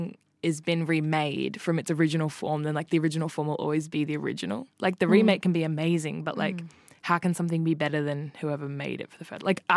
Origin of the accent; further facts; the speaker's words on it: Australia; accent: Australian; my Australian accent